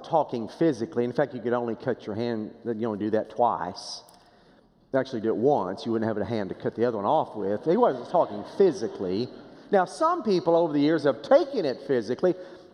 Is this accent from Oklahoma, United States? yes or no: yes; Boswell, Oklahoma, United States; First Baptist Church of Boswell, Oklahoma, small town